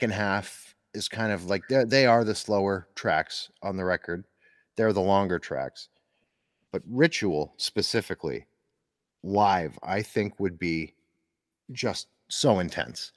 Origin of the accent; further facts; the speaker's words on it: Northeastern Pennsylvania, United States; growing up in, I'm from the Northeast in Pennsylvania